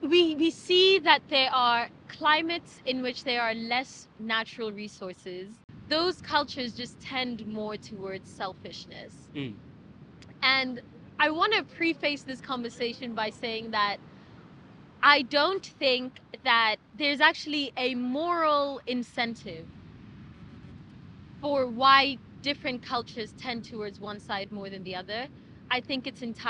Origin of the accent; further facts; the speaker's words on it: South Africa; I'm South African, and I was born in and am part of a culture that exists in one of the most abundant climates in the world.